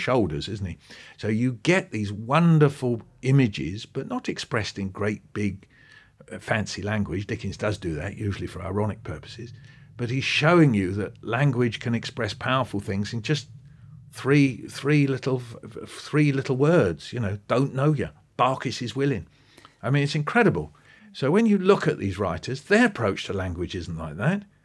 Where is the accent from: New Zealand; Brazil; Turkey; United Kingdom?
United Kingdom; Pinner, London; So where I grew up in Pinner in northwest London, we were surrounded with bungalows.